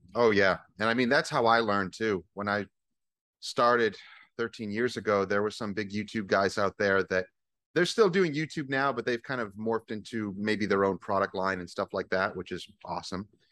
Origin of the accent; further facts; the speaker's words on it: Northeast, United States; moved away as an adult; also born or lived in New York / Vermont; now in Virginia, United States; I'm from the Northeast, uh, originally.